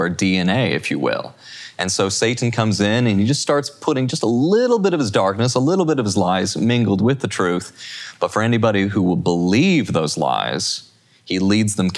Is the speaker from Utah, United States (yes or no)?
yes; Utah, United States; I'm from Utah